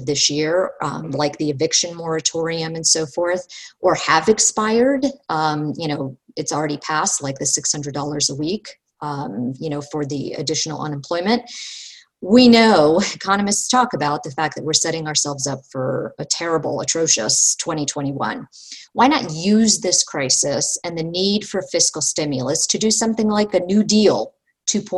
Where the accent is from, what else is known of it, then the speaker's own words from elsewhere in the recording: United States; I take pride in being an American